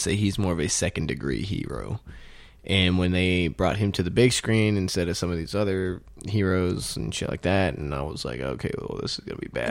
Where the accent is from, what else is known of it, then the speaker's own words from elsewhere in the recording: Houston, Texas, United States; Houston, Texas, which is my hometown.